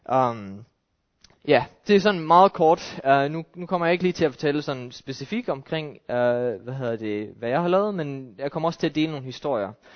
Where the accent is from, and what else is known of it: Denmark